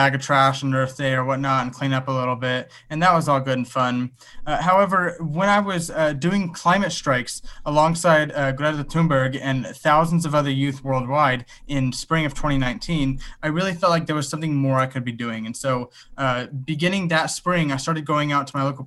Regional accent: Los Angeles, California, United States; I'm from Los Angeles, California.

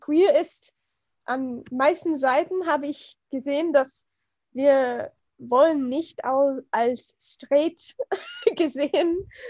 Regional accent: United States; German is a second language; ich komme aus den USA

